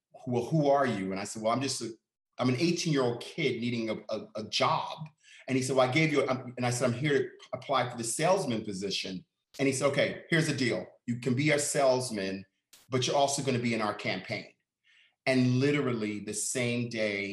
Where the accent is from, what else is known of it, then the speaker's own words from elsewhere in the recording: New York City, New York, United States; I was born and raised in Harlem